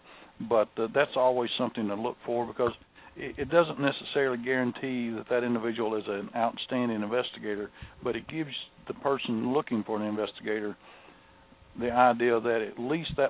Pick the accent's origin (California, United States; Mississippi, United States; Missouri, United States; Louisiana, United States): Mississippi, United States; My home state of Mississippi